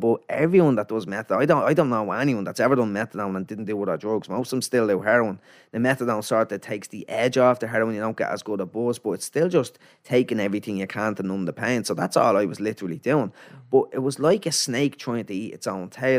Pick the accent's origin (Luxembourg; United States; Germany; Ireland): Ireland; Dublin, Leinster; also born or lived in Finglas / Canada / Ballymun; I moved to a place called Ladies Well out in Blanchardstown